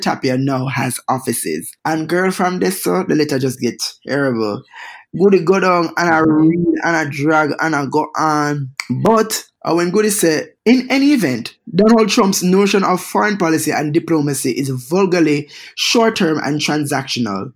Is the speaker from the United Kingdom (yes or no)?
no; Jamaica; moved away; three hair whipping, heel strutting Jamaican queens